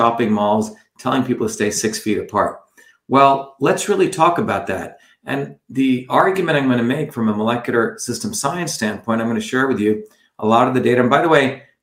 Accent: India; moved away; I went back to India

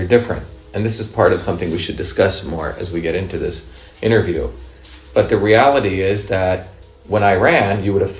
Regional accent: India; now in United States; I grew up in India

